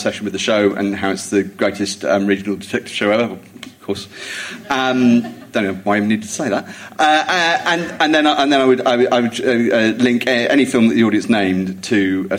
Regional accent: Jersey; moved away; I grew up in Jersey.

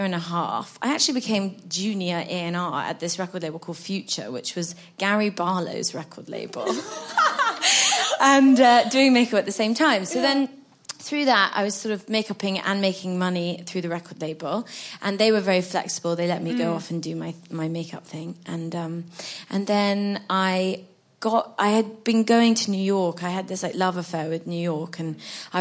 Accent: London, United Kingdom; growing up in London

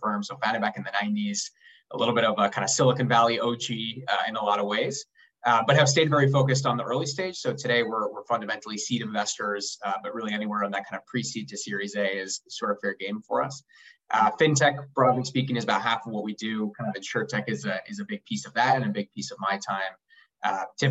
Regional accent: Uruguay; now in New York, United States; I'm originally from Uruguay

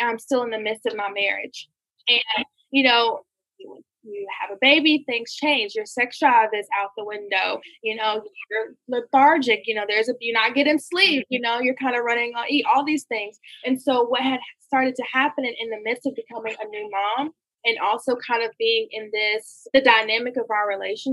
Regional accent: Gainesville, Georgia, United States; I'm from Gainesville, Georgia

